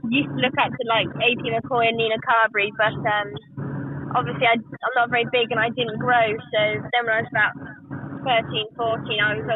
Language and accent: English; Herefordshire, West Midlands, United Kingdom; I'm from Herefordshire. I've just been brought up around horses and ponies all my life, really.